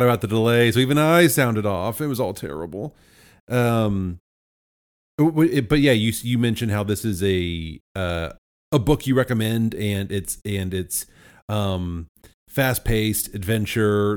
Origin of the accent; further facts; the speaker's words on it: United States; as an American